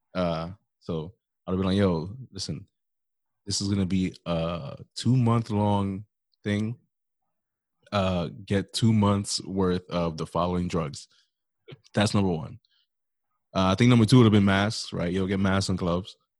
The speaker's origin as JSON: {"language": "English", "region": "New York", "country": "United States", "accent": "New York", "said": "we all got a New York accent."}